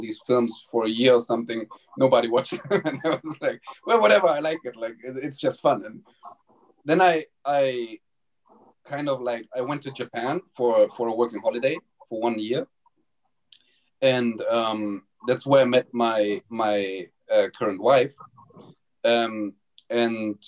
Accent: Germany; moved away; there was a school in my hometown when I went back to Germany

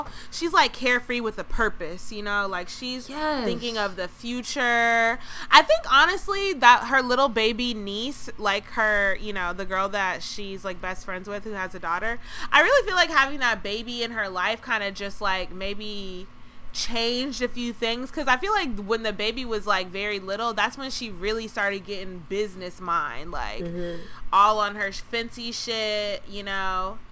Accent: Georgia, United States; my home state of Georgia.

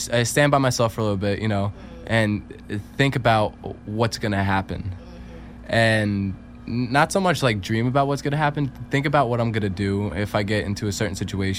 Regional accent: New York City, New York, United States; I'm from Brooklyn

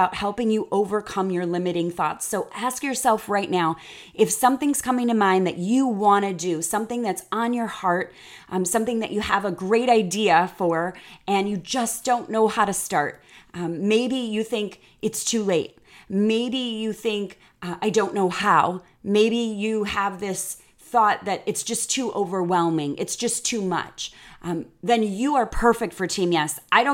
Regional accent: Chicago, Illinois, United States; moved away as an adult; now in Texas, United States; I'm from the Midwest and being from Chicago

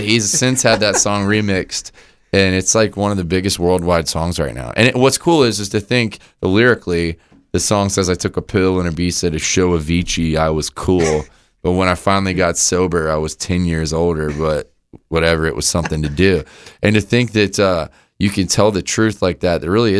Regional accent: Florida, United States; I lived on the beach. I grew up in Florida.

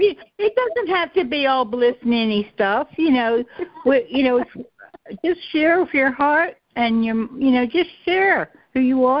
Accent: Maryland, United States; Well, we're both from Maryland. We're both from Maryland, so.

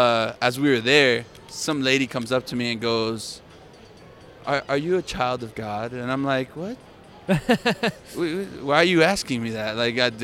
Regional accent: Miami, Florida, United States; accent: Miami; first language Spanish; English is a second language; growing up in Miami, everybody speaks Spanish anyways.

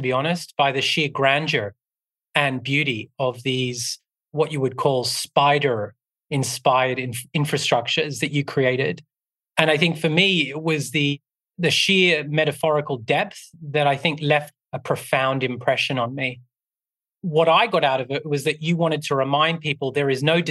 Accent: Australia; I grew up with them in Australia

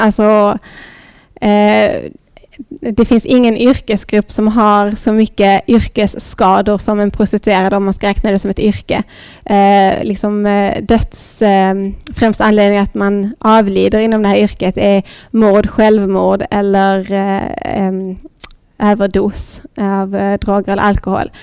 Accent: Lund, Skåne, Sweden; also born or lived in Thailand; i lilla Dalby och Lund där jag växte upp

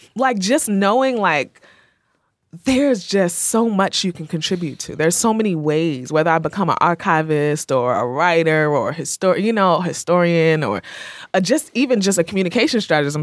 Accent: Rahway, New Jersey, United States; moved away; I'm from Rahway

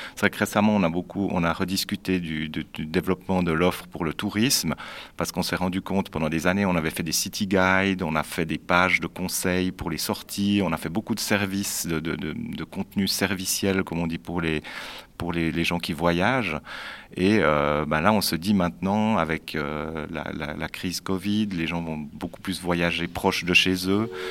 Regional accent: Neuchâtel, Switzerland; je suis aussi né à Neuchâtel

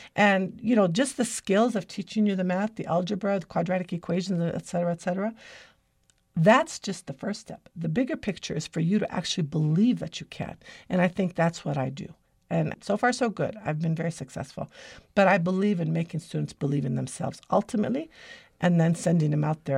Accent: United States; My grandfather immigrated to America in nineteen fourteen

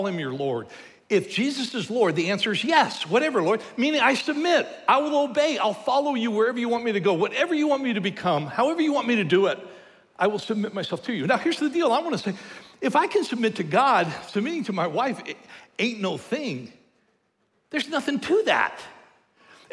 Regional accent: United States

